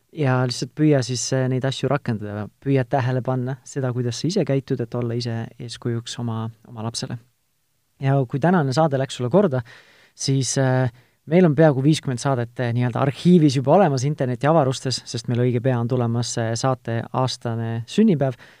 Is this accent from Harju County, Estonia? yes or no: no; Tartu, Tartu County, Estonia; ma ise olen Tartust pärit